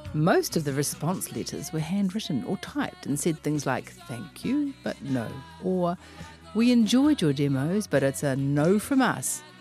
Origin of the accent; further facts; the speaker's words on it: Auckland, New Zealand; I am from West Auckland